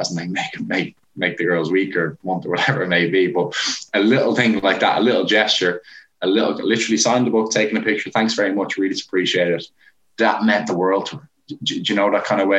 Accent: Portmarnock, Leinster, Ireland; I'm from Port Marnock

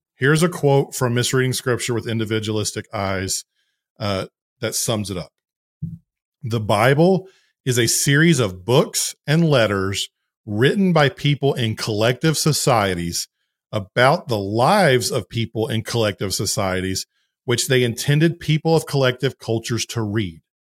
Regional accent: the South, United States; I'm a Southerner

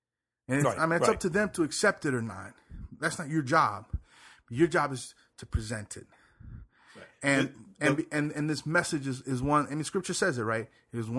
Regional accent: Puerto Rico; I was born there.

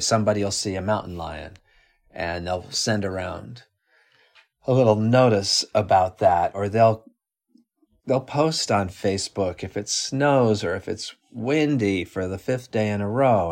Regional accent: Colorado, United States; now in New York City, United States; I'm from Colorado originally and, um, have lived in New York City for twenty-five years or so

